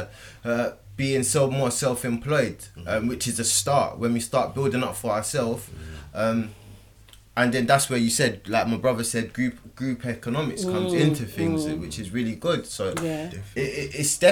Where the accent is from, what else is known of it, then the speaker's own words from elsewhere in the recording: United Kingdom; we're British